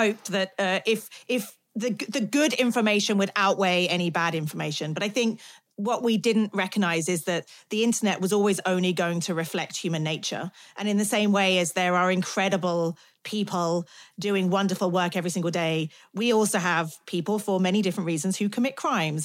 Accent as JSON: {"language": "English", "country": "United Kingdom", "said": "I'm British"}